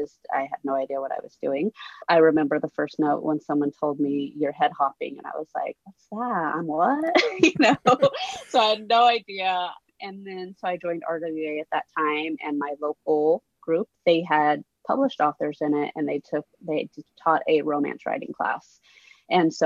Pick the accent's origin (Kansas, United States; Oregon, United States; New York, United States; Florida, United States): Oregon, United States; moved away as an adult; also born or lived in Southern California; we moved from Oregon to California. And so I went from small town where I grew up and knew everyone